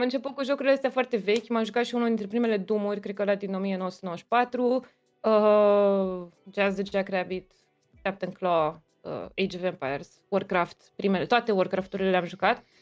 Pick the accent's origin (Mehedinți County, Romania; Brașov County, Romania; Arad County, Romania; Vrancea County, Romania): Brașov County, Romania; Brașov; moved away as an adult; now in Bucharest, Romania; Din Brașov, am uitat să zic. Asta brașovean, că m-am mutat în București acum vreo 8 ani, cred. Am venit la facultate